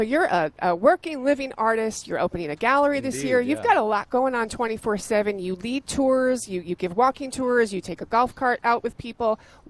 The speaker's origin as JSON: {"language": "English", "region": "New York", "country": "United States", "tie": "born or raised there", "moved": "yes", "said": "I was born and raised in New York"}